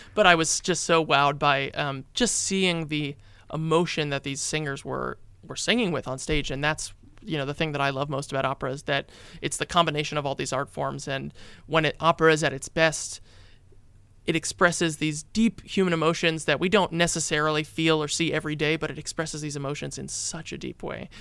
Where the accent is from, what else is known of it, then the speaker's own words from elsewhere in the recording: New York City, New York, United States; I went to a Jewish day school growing up in Brooklyn in New York